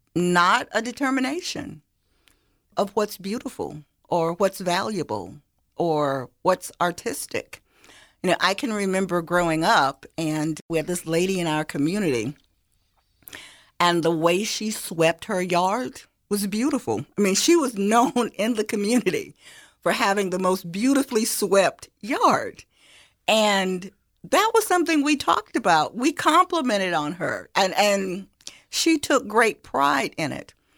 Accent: Sparta, Georgia, United States; I'm from Hancock County

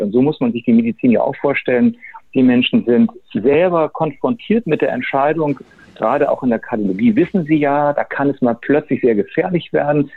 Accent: Hamburg, Germany; Also ich bin geborener Hamburger, bin 58 Jahre alt

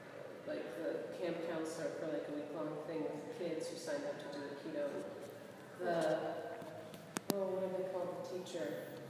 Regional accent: United States; as an American

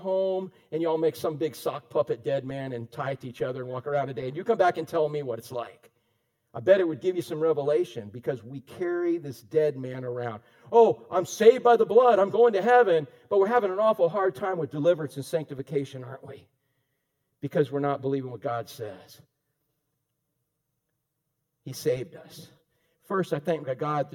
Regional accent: Orlando, Florida, United States; I grew up in Orlando

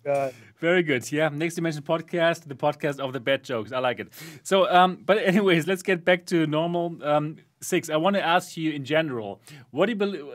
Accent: Germany; I'm from Germany

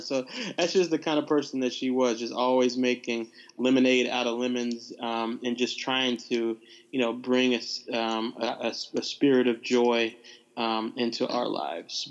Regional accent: Nashville, Tennessee, United States; also born or lived in Bar Harbor, Maine; grew up for the most part in Nashville, Tennessee

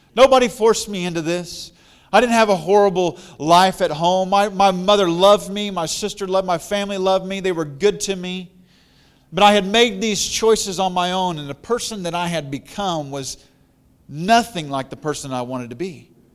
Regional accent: Missouri, United States; also born or lived in Colorado; I'm from Missouri

